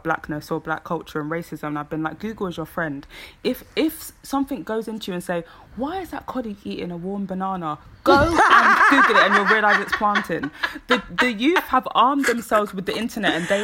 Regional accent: United Kingdom; our culture that is very uniquely black British

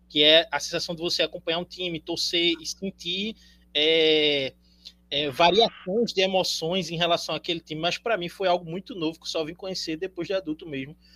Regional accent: Pernambuco, Brazil; Eu sou, eu sou advogado, eu sou daqui de Pernambuco

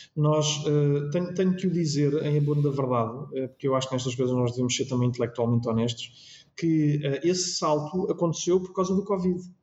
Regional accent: Lisbon, Portugal; também tenho o privilégio de poder morar na minha freguesia e, portanto, foi onde eu nasci, foi onde eu cresci, é onde eu hoje moro

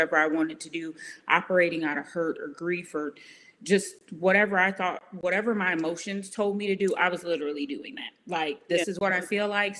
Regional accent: Aurora, Illinois, United States; moved away as an adult; now in Austin, United States; I was born and raised in Chicago, a little town called Aurora, so about 30 minutes outside of Chicago.

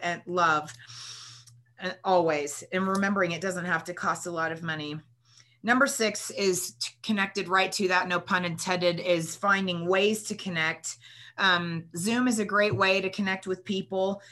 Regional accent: California, United States; growing up in California

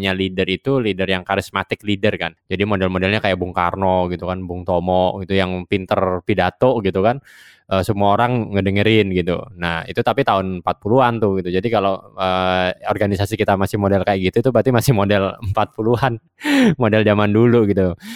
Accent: Java, Indonesia; Gue gua orang Jawa ya.

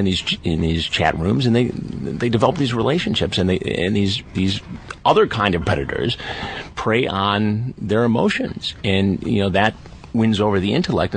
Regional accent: Detroit, Michigan, United States; I grew up in Detroit.

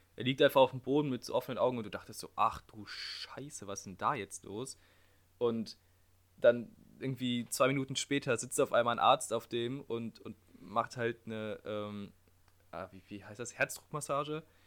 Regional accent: Germany; in der Heimat, also bei uns in Deutschland

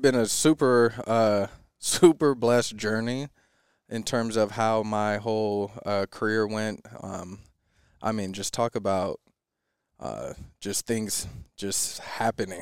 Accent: Lakewood, Washington, United States; I grew up in Lakewood, Washington, about an hour south of, uh, Seattle

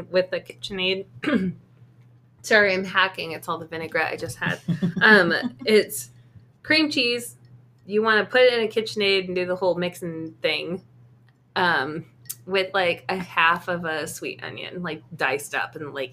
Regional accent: the Northwest, Pacific Northwest, United States; growing up in the Northwest

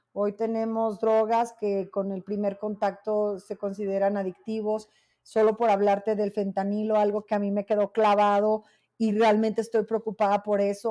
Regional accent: Zacatecas, Mexico; yo soy una mujer zacatecana conservadora

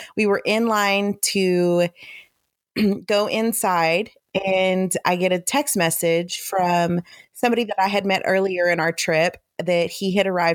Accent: United States; We're American.

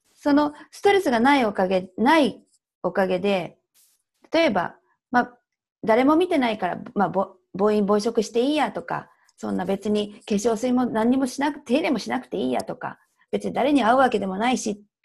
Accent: Tokyo, Japan; accent: Tokyo dialect / standard Japanese; 今、東京弁、まあ、標準語なんです

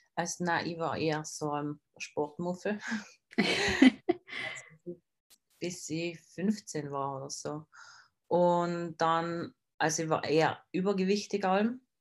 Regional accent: South Tyrol, Trentino-Alto Adige, Italy; bin aus Südtirol

